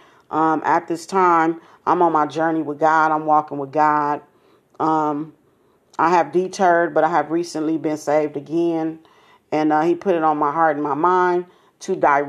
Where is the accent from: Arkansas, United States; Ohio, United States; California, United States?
California, United States; Los Angeles; I'm from South Central, same situation, except it was my great grandmother who had us in church